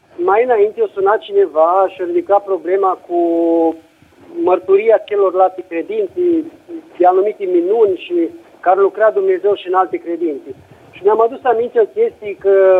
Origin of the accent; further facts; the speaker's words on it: Romania; now in Italy; la noi în țară